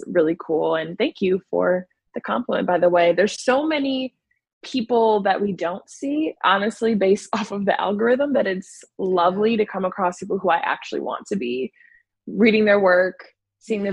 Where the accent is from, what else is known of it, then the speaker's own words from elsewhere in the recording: Chicago, Illinois, United States; Born in Chicago, then moved to the suburbs